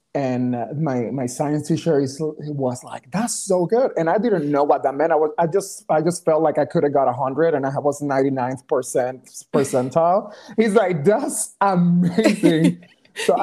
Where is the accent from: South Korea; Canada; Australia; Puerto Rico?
Puerto Rico; Ponce; English is a second language; moved away as an adult; also born or lived in Texas; I was born in Ponce, Puerto Rico.